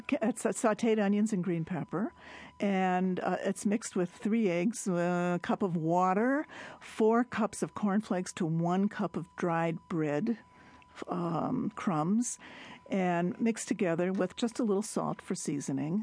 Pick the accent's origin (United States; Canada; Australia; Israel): United States; Milwaukee, Wisconsin; I grew up in Milwaukee